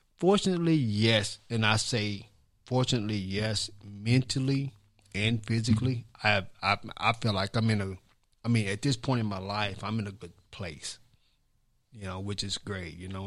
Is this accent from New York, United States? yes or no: no; Columbia, Tennessee, United States; where I grew up at was on Eighth Street, which is on Eighth Street, which is where the, I wanna say the history of Columbia really started